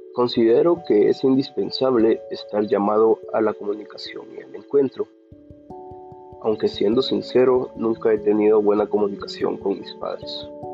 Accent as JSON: {"language": "Spanish", "town": "San Lucas Sacatepéquez", "region": "Sacatepéquez", "country": "Guatemala", "said": "Soy de San Lucas, Zacatepeques"}